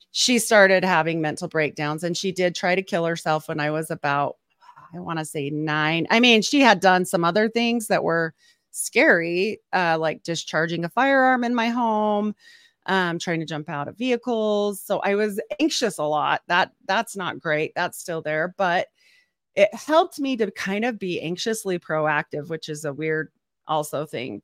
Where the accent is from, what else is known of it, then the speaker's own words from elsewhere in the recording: Utah, United States; I'm from Utah